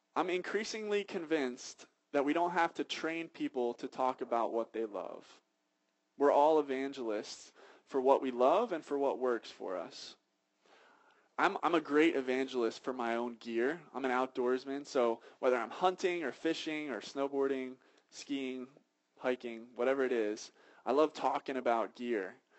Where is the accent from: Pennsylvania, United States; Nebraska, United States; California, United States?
Pennsylvania, United States; Philadelphia; I'm from Philadelphia